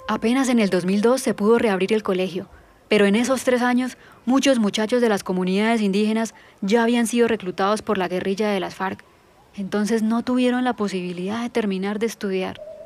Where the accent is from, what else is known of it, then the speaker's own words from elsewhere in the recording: Caldono, Cauca, Colombia; Yo nací en Caldono, Cauca, en 1993